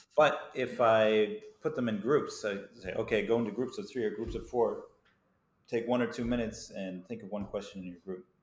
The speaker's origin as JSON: {"language": "English", "country": "United States", "tie": "born or raised there", "moved": "as an adult", "lives_now": "Taiwan", "said": "as an American because I grew up in America"}